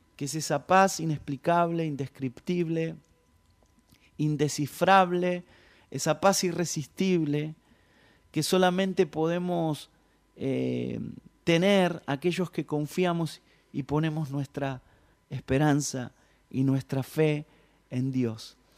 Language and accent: Spanish; Ramos Mejía, Buenos Aires Province, Argentina; yo nací eh, en Ramos Mejía, eh, toda mi vida, toda mi infancia pasé ahí